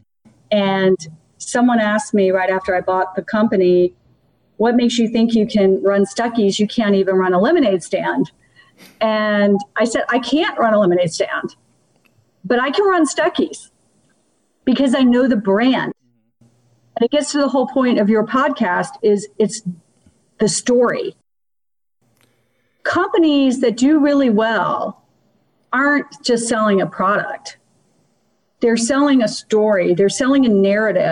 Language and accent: English; Washington, District of Columbia, United States; also born or lived in Georgia; I grew up in Washington, D.C. because my father got elected to Congress